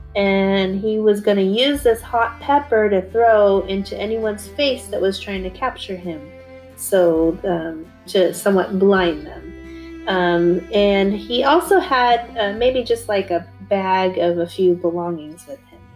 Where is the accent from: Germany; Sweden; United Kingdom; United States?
Germany; I was born in West Germany, but I am of Korean nationality